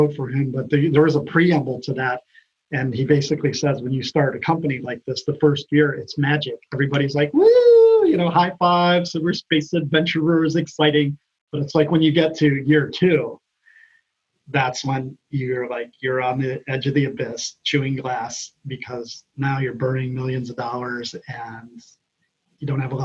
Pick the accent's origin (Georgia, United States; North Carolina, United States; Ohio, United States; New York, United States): Ohio, United States; moved away; also born or lived in California; I'm from Ohio originally